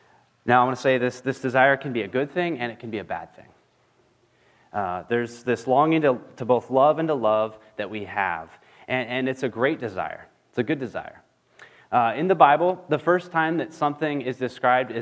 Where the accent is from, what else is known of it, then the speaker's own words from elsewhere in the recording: California, United States; I'm from California